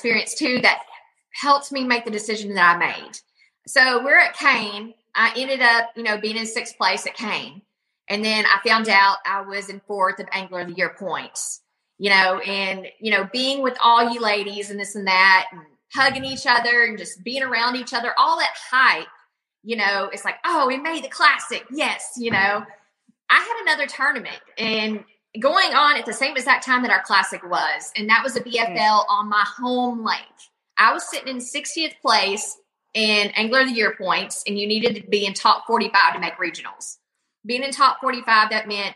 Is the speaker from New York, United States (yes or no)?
no; Sam Rayburn Reservoir, Texas, United States; I grew up on Sam Rayburn